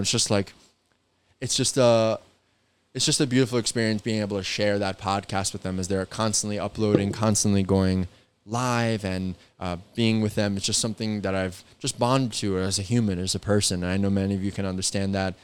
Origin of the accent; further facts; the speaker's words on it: New York, United States; I'm from New York